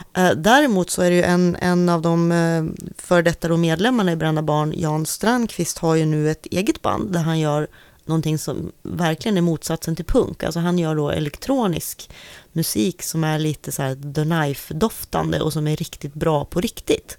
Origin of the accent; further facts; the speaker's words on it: Sundsvall, Västernorrland County, Sweden; jag kommer från Sundsvall